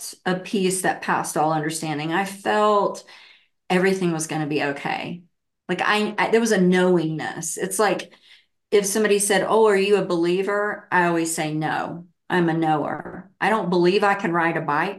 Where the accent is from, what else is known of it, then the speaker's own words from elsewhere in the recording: the Bible Belt, United States; I grew up in the Bible Belt, really heavily, you know, Christian